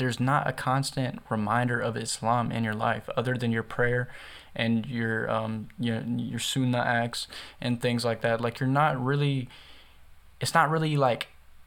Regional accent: the South, United States; I'm from the South, so in the South, most people, you know, it's the Bible Belt.

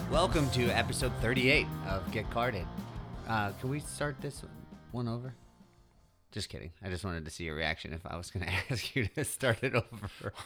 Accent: United States; as an American

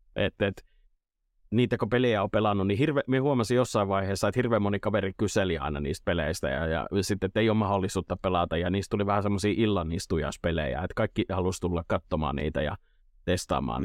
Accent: Imatra, South Karelia, Finland; Etelä-Karjalan poiki Imatralta kotosi

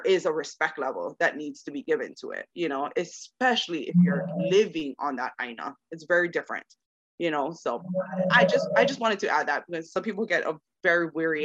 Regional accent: Kahaluʻu, Hawaii, United States; moved away as an adult; now in Las Vegas, United States; But growing up in Hawaii

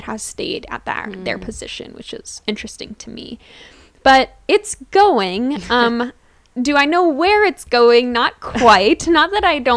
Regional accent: Dillsburg, Pennsylvania, United States; I grew up in Dillsburg, Pennsylvania, aka Pickletown

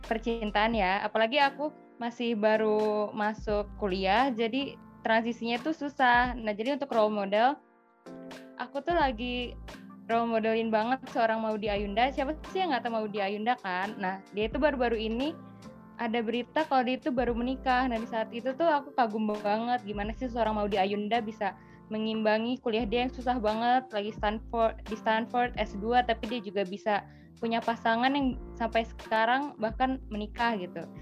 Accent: Bandung, West Java, Indonesia; um, asal dari Bandung.

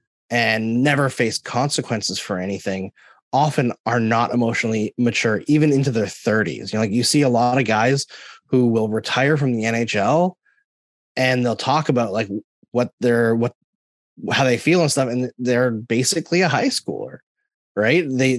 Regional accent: Alberta, Canada; also born or lived in Saskatchewan; when I grew up in Northern Alberta through my teenage years, from when I was 11, and before that, Southern Saskatchewan.

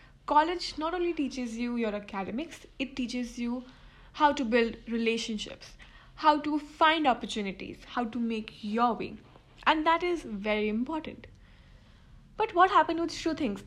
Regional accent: Delhi, India; I'm from Delhi

